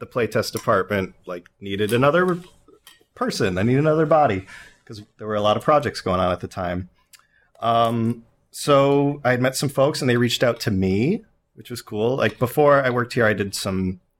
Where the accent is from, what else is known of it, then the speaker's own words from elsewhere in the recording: Northampton, Massachusetts, United States; my hometown in Northampton